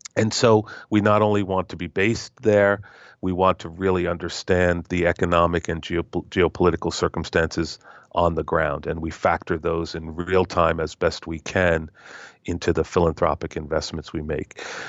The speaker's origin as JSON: {"language": "English", "country": "United States", "said": "as an American"}